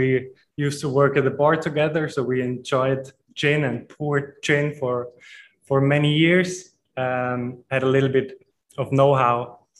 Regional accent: Austria; now in Zurich, Switzerland; Also, I'm from Austria, so my grandfather and my uncle are distillers

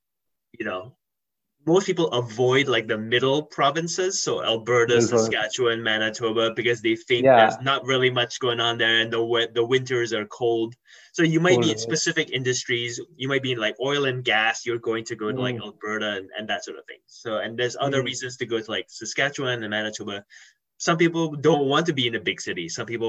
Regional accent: Malaysia; also born or lived in London, United Kingdom; now in Vancouver, Canada; lived here all my life, and then I spent several years in London, in the UK. So that's, and then I grew up in Malaysia. So that's the three main places I lived in.

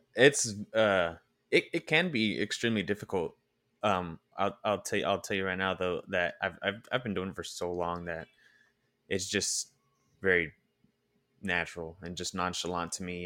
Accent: Oakland, California, United States; I'm originally from Oakland

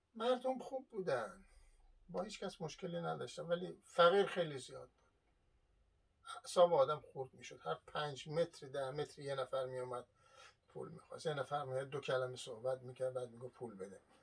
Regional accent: Iran; moved away; من اصالتا ایرانی هستم

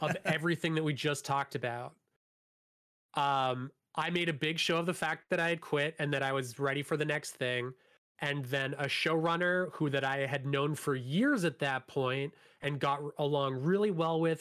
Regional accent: Hamilton, Ontario, Canada; I grew up in Hamilton

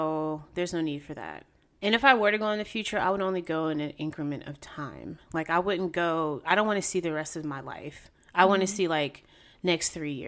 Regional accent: Raleigh, North Carolina, United States; moved away as an adult; now in New York, United States; I was born in New York, but I was raised in Raleigh, North Carolina, and I moved to New York in 2012

